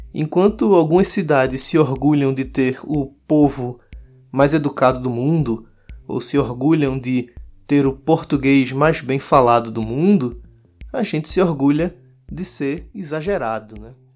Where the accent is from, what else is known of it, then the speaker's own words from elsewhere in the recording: Pernambuco, Brazil; Nós, pernambucanos, o povo mais receptivo e com o sotaque mais gostoso do país